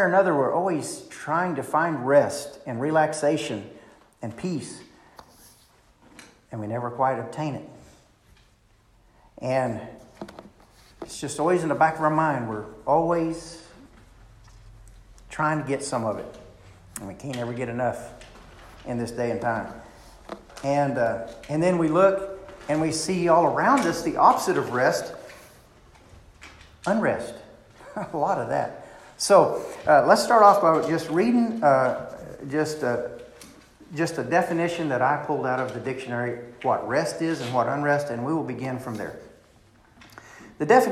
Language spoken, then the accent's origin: English; Clarksville, Arkansas, United States; our little bodunk town of Clarksville